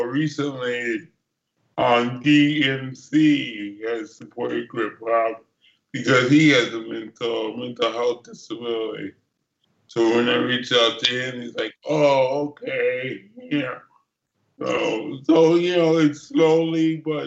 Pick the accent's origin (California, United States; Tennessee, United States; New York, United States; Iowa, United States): New York, United States; I grew up in New York, so I grew up when hip-hop was on the corner.